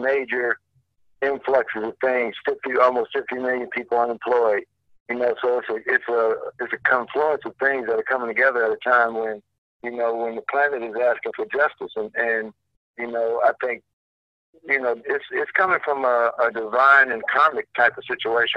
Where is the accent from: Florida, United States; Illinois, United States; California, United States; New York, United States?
Illinois, United States; Chicago Heights; being in Chicago, being in my hometown